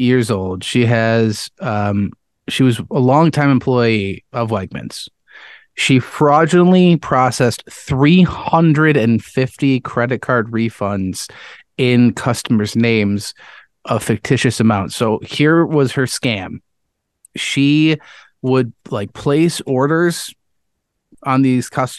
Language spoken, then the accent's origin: English; Webster, New York, United States; my hometown, Webster, New York